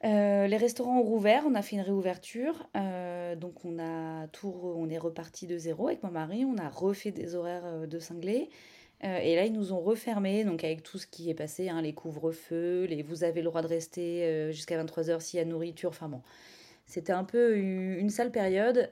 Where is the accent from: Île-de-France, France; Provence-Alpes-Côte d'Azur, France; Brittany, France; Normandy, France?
Normandy, France; Caen; moved away as an adult; also born or lived in Paris; now in Caen, France; je suis originaire de Caen, on est revenu sur Caen